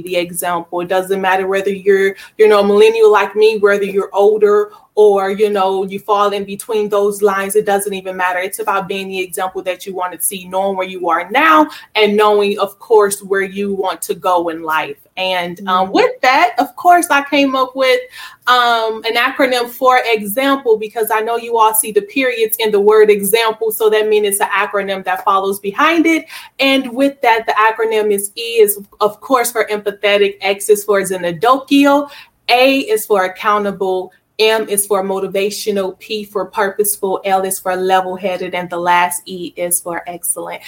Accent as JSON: {"language": "English", "town": "Milwaukee", "region": "Wisconsin", "country": "United States", "tie": "born or raised there", "also_born_or_lived": "Georgia", "moved": "yes", "lives_now": "Arkansas, United States", "said": "I am originally born and raised in Milwaukee, Wisconsin."}